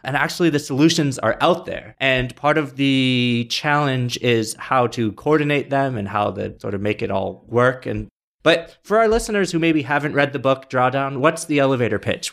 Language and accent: English; Rochester, New York, United States; I'm also from Rochester